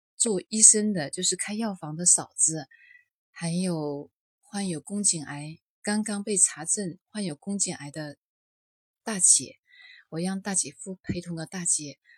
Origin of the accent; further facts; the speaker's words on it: Liuzhou, Guangxi, China; 我是来自广西柳州的